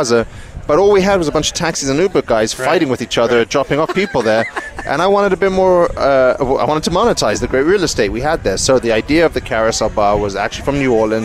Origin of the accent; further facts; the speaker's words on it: England, United Kingdom; I'm English